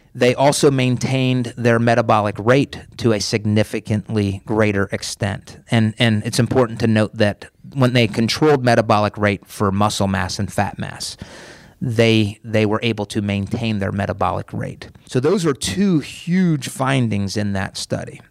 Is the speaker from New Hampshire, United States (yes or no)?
no; Pennsylvania, United States; now in Tampa, United States; I was born in Pennsylvania. I grew up on a farm.